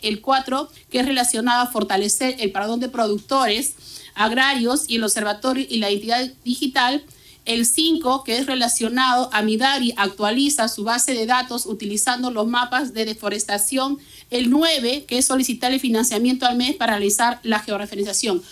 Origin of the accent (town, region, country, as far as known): Peru